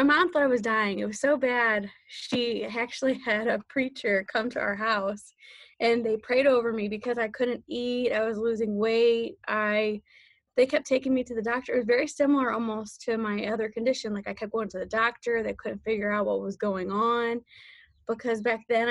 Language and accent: English; St. Louis, Missouri, United States; I grew up in St. Louis, Missouri